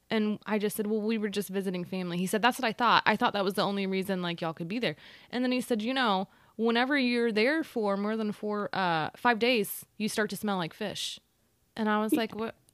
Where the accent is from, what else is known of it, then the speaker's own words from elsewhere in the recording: Austin, Texas, United States; "Sir, sir, I'm from Austin, and do you know that somebody could have a seizure from what you're doing?